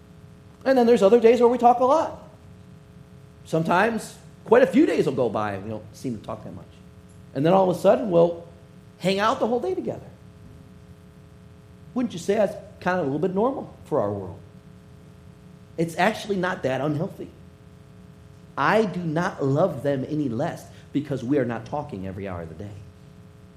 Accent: Detroit, Michigan, United States; I grew up in Detroit

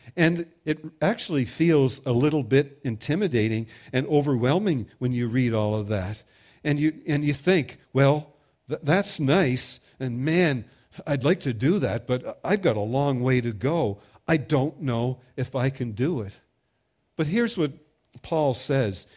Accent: Prince Edward Island, Canada; I'm from Prince Edward Island

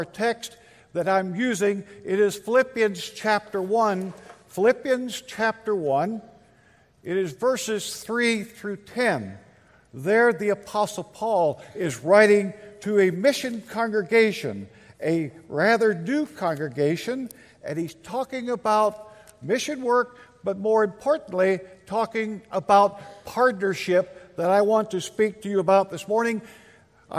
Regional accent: Linn, Kansas, United States; now in Alderson, United States; my hometown, which is Lynn, Kansas

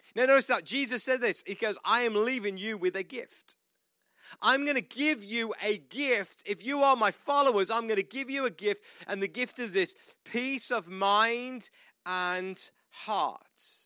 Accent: United Kingdom; moved away as an adult; now in United States

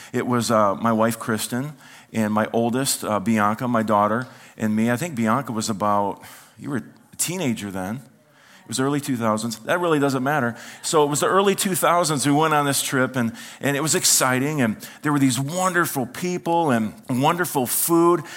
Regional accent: United States; as an American

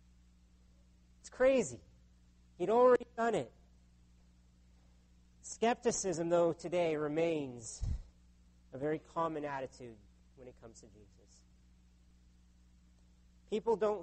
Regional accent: United States; now in Canada; My home country of the U.S.

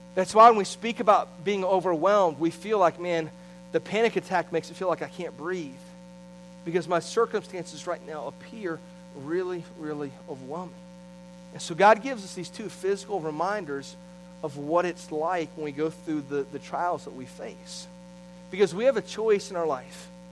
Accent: St. Petersburg-Clearwater area, Gulf Coast, Florida, United States; I grew up on the Gulf Coast in the St. Pete Clearwater area

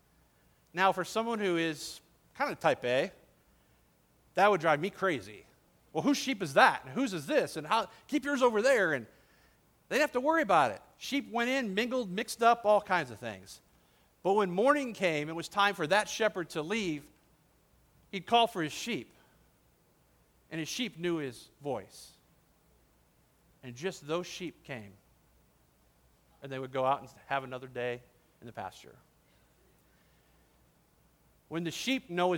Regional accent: Detroit, Michigan, United States; I grew up in the Detroit area

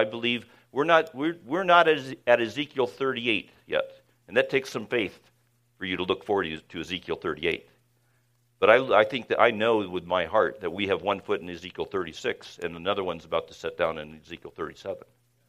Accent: California, United States; my home state of California

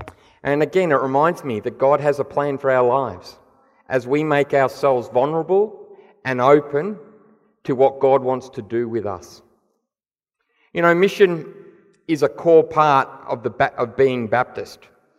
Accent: Papua New Guinea; also born or lived in Nigeria; But I've spent most of my life around mission, growing up in Papua New Guinea, where my parents were tent makers

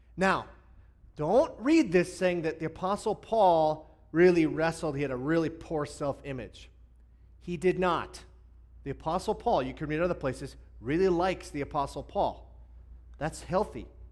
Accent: Hibbing, Minnesota, United States; I grew up in uh, northern Minnesota, and I originally uh, was an Iron Ranger

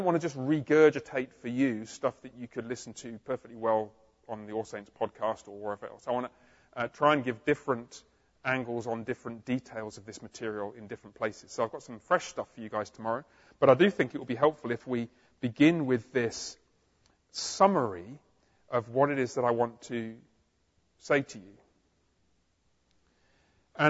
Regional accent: England, United Kingdom; moved away as an adult; also born or lived in London, England; now in Fort Worth, United States; I was born in England

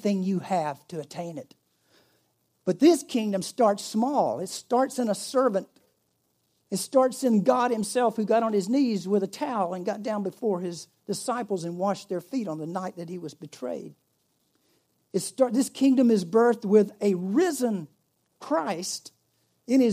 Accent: United States; I'm an American

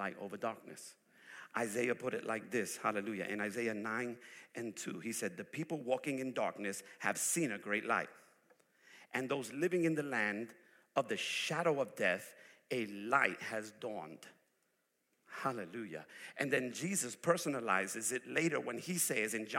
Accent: New York, United States; moved away; I'm originally from New York. I'm a city boy. I come from the place where people don't sleep.

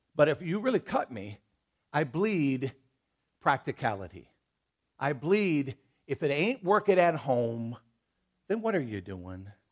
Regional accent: United States; I'm an American. I'm a proud to be one

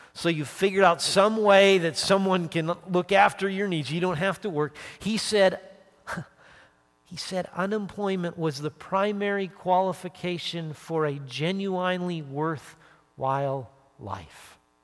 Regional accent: Calgary, Alberta, Canada; moved away as an adult; now in United States; being back sort of where I grew up, my home and native land

